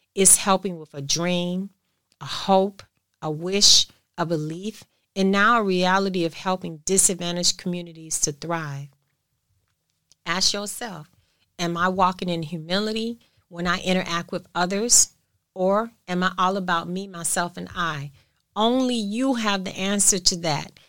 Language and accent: English; United States; I'm American